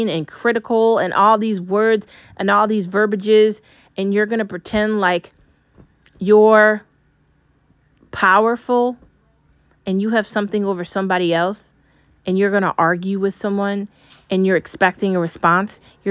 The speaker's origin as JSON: {"language": "English", "country": "United States", "said": "We live in America. I'm an American. I'm not an Israeli."}